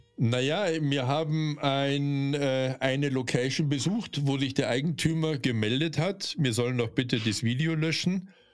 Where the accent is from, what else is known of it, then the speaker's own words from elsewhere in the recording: Bavaria, Germany; accent: Bavarian; also born or lived in North Rhine-Westphalia; bei mir merkt man schon, dass ich aus Bayern komme